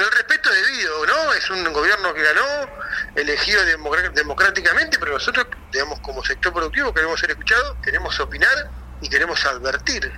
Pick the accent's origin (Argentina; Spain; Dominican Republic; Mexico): Argentina; como argentinos